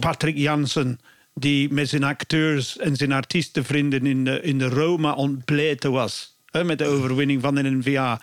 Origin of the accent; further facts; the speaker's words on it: Bristol, South West England, United Kingdom; Dutch is a second language; now in Belgium; ik kom van Bristol